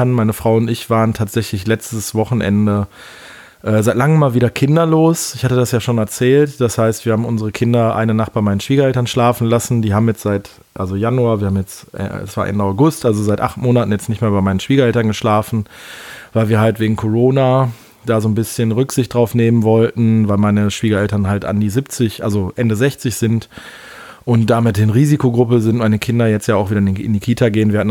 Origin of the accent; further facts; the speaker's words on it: Rhineland, Germany; Und für mich als Rheinländer ist so ein frisch gezapftes Alt durchaus mal lecker.